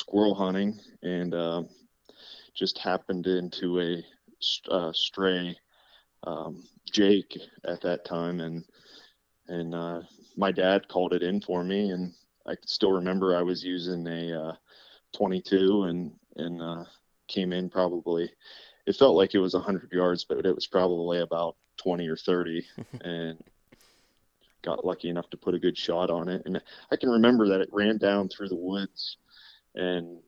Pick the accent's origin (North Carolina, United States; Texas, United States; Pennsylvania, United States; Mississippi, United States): Pennsylvania, United States; Clearfield County; I grew up here in Clearfield County and still reside about 5 miles away from where I grew up.